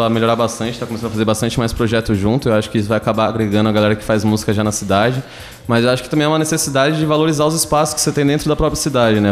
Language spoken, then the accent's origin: Portuguese; Recife, Pernambuco, Brazil; moved away as an adult; now in Tatuí, Brazil; E eu sou de Recife. Eu vim aqui pra Tatuí pra fazer FATEC